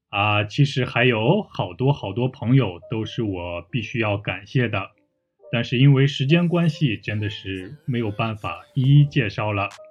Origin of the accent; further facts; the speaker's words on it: Taiyuan, Shanxi, China; now in Busan, South Korea; 他的女朋友也是我的老乡，也来自我的家乡山西省太原市。